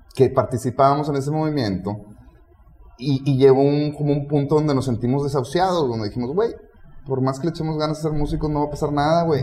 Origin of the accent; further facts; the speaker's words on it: Mexico; somos mexicanos